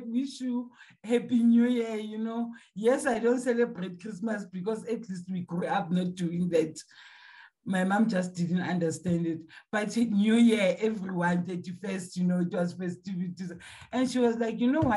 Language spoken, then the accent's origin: English; Gauteng, South Africa; I'm from South Africa.